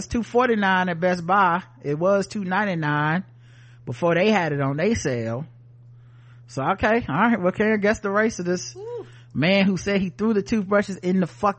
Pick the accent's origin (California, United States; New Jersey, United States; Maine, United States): New Jersey, United States; I'm like, no, I'm from New Jersey, and also I'm a Sikh.